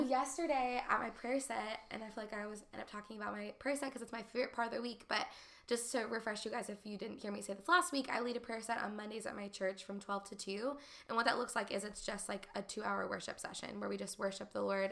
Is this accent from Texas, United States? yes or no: yes; Texas, United States; moved away as an adult; also born or lived in Nashville / Los Angeles; growing up in Texas and being in the Bible Belt